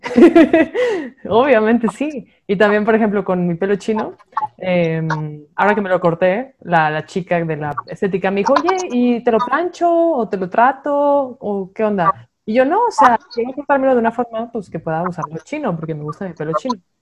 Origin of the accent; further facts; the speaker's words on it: Monterrey, Nuevo León, Mexico; moved away; Pues yéndonos back a Monterrey, yo soy regia